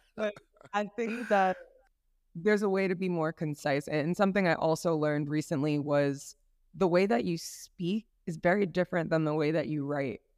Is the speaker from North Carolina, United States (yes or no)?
no; New York, United States; moved away as an adult; now in Kenya; the environment I grew up in in New York